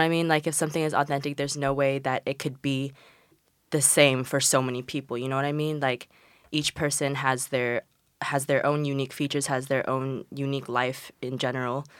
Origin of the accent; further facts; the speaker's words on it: China; moved away; I'm from China and, like, coming from, like, Asian countries